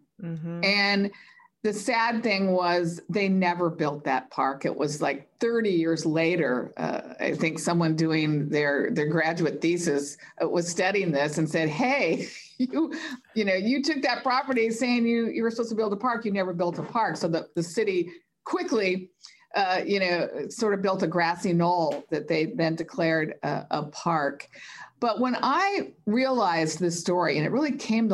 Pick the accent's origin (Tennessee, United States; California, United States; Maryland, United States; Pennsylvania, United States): California, United States; Los Angeles; growing up in Los Angeles